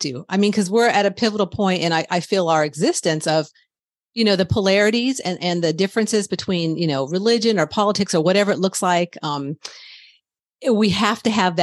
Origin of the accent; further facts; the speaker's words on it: United States; I love being American